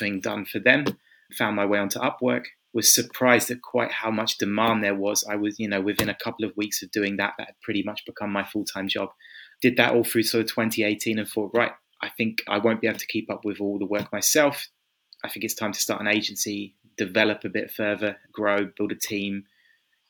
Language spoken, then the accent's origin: English; Kent, South East England, United Kingdom; moved away as an adult; also born or lived in London; now in Budapest, Hungary; originally from England. I grew up in Kent. Right now I'm living in Budapest in Hungary